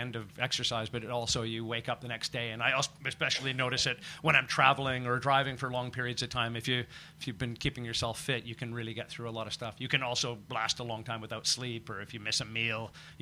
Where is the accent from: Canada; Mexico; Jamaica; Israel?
Canada; being a Canadian growing up next to an American market